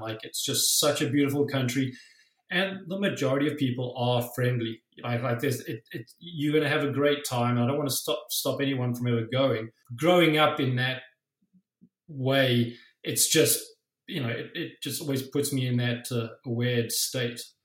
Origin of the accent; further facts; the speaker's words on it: South Africa; now in Toronto, Canada; I grew up in South Africa